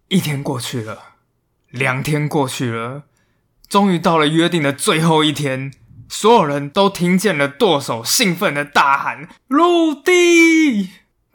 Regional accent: Taiwan; 我们台湾人其实也应该要比世界上其他人都还要更有国际观

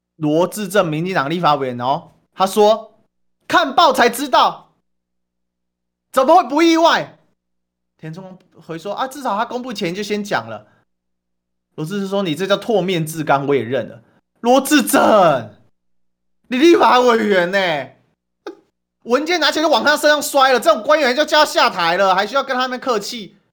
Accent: Taiwan; 我们台湾人

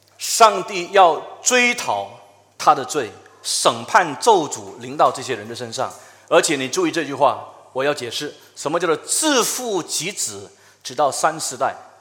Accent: China; 这个有点像我们中国人常说的，就是一人做事一人当，有点类似。

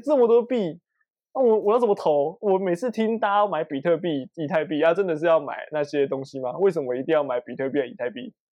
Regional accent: Taiwan; 我们是台湾人嘛

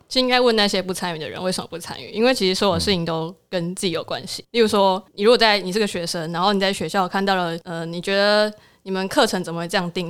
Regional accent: southern Taiwan, Taiwan; 我是南部人

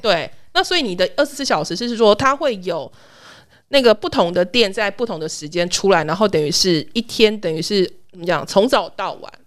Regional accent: southern Taiwan, Taiwan; 因为我南部人嘛

